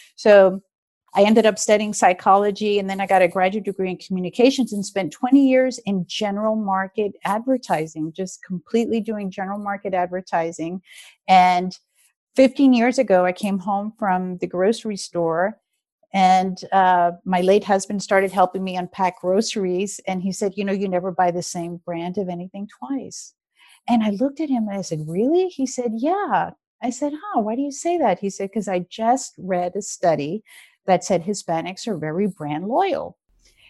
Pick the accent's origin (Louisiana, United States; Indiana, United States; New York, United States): Louisiana, United States; New Orleans; I was raised in New Orleans in the 60s